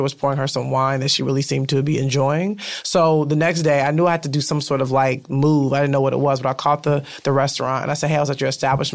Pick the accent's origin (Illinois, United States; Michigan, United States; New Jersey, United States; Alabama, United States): Illinois, United States; Chicago; now in Los Angeles, United States; we're both from Chicago